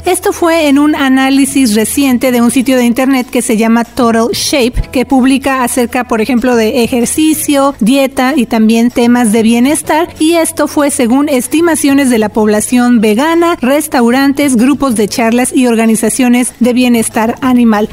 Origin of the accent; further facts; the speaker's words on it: Mexico; now in Nevada, United States; allá en México, de donde yo soy